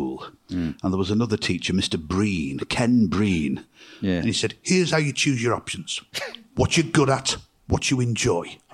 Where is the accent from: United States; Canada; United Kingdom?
United Kingdom; Lancashire, North West England; I grew up in Lancashire, where everybody was very characterful